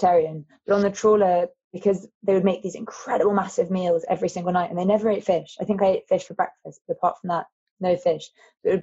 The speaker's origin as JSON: {"language": "English", "region": "London", "country": "United Kingdom", "tie": "born or raised there", "said": "growing up in London"}